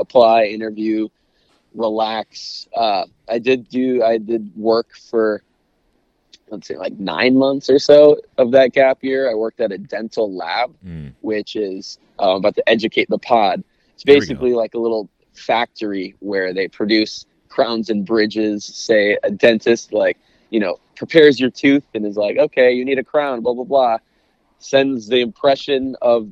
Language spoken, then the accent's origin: English; St. Paul, Minnesota, United States; moved away as an adult; also born or lived in Evanston, Illinois; now in Los Angeles, United States; I was born and raised in St. Paul, Minnesota